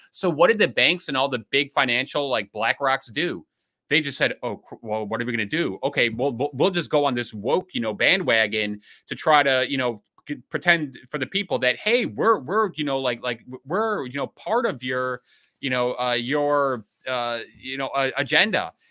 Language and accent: English; Illinois, United States; Illinois, I hate to say it, my home state